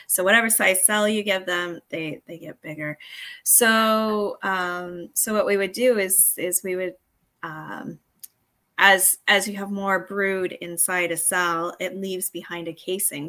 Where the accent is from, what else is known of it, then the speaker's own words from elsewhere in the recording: Arizona, United States; now in Canada; I actually grew up in the States, but I grew up in Arizona